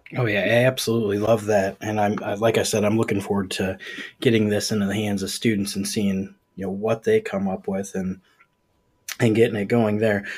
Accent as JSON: {"language": "English", "region": "Ohio", "country": "United States", "said": "I'm from Ohio"}